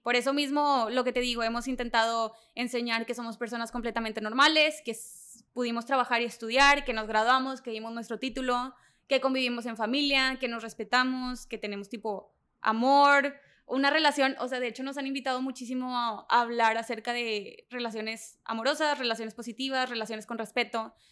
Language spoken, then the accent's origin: Spanish; Allende, Mexico; soy de Allende, de una ciudad súper chiquita donde la gente critica